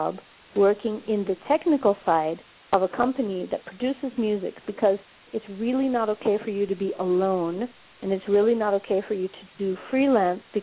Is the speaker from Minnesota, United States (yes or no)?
yes; Minneapolis, Minnesota, United States; now in Johannesburg, South Africa; my hometown of Minneapolis